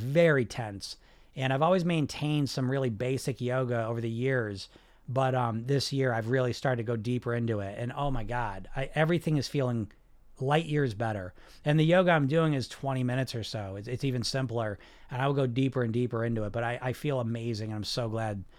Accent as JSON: {"language": "English", "region": "New Jersey", "country": "United States", "tie": "born or raised there", "said": "I grew up in New Jersey"}